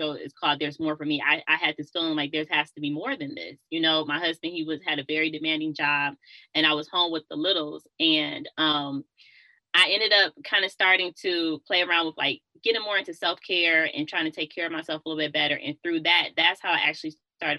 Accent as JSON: {"language": "English", "town": "Detroit", "region": "Michigan", "country": "United States", "moved": "as an adult", "said": "I'm from Detroit"}